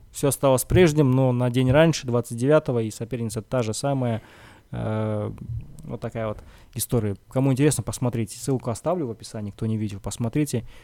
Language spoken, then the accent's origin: Russian; Kazakhstan; Но могу сказать, что это казах. Я казах.